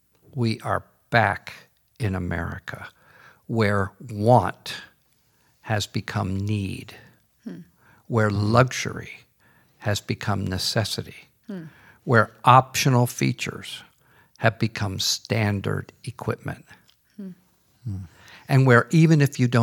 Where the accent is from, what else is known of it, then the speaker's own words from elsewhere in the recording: United States; because I'm an American.